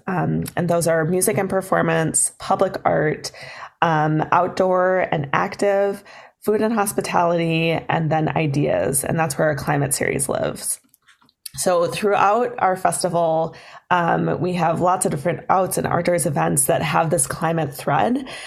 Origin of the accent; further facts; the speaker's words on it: Duluth, Minnesota, United States; I grew up in Duluth